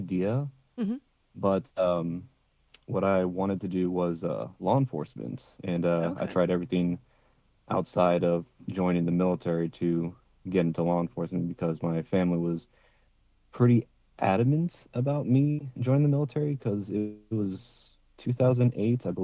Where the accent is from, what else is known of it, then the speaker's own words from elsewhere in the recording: San Francisco, California, United States; also born or lived in Sacramento, California; I was born in San Francisco, California. Was raised there till I was about 12. Mm-hmm. And about that time, family moved over to Sacramento, California